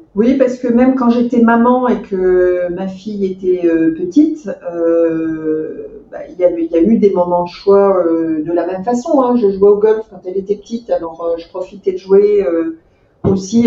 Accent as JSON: {"language": "French", "town": "Meaux", "region": "Île-de-France", "country": "France", "tie": "born or raised there", "said": "j'ai grandi en Seine-et-Marne, dans la ville, dans la très jolie ville de Meaux"}